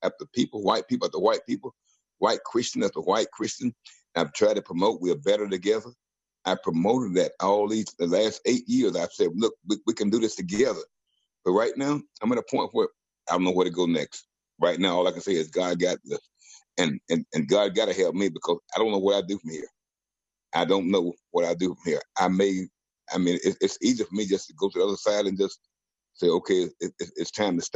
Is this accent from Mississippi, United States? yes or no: yes; Mississippi, United States; now in Minneapolis, United States; since I was a child growing up in Mississippi